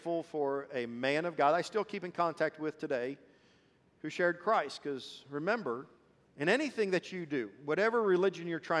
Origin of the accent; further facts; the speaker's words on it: Marion, Ohio, United States; first language Swedish; English is a second language; moved away; also born or lived in Columbus, Ohio; I was born in Marion, Ohio